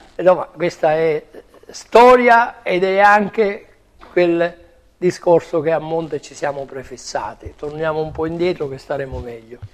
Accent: Sicily, Italy

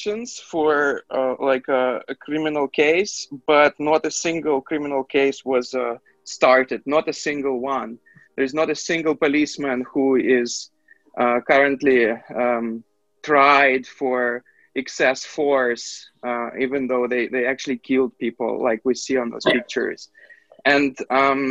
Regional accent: Belarus; my hometown

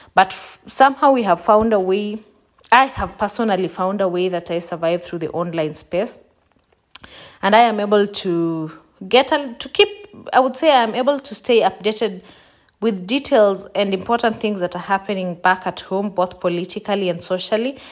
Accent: Kenya; moved away as an adult; now in Germany; I had stayed for twenty-eight years in Kenya. So basically, I was and I'm still Kenyan

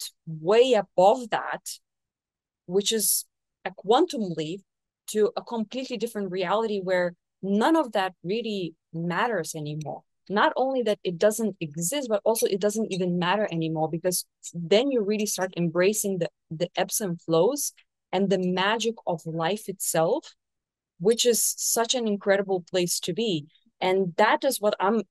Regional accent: Portugal; moved away as an adult; now in Brazil; live in Brazil, 10,000 kilometers away from my home country

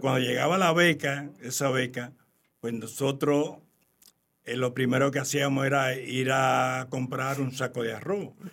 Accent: Santo Domingo, Dominican Republic; moved away as an adult; also born or lived in Spain

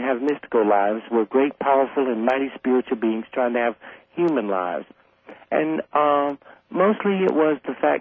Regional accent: South Carolina, United States; I grew up fighting in the South

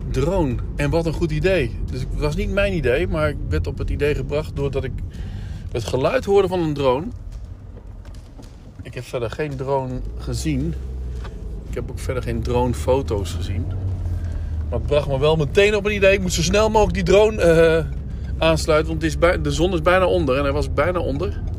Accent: Winterswijk, Gelderland, Netherlands; maar goed, ik kom dus uit Winterswijk

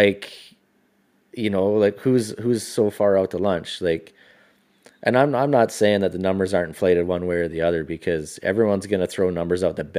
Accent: Quesnel, British Columbia, Canada; we grew up in Quesnel, it's a fucking forestry town, man.

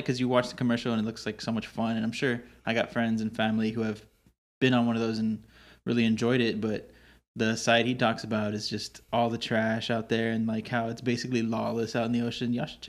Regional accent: San Antonio, Texas, United States; where I grew up in San Antonio

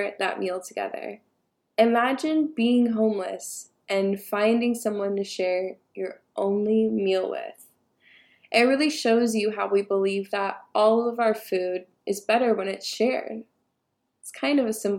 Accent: United States; I'm first generation Ethiopian American

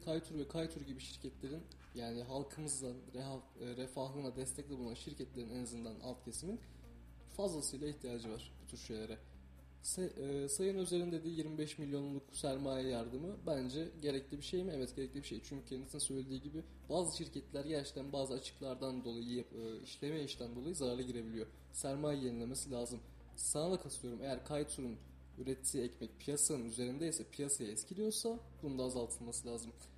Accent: Denizli, Turkey; now in Kayseri, Turkey; ben Denizliyim

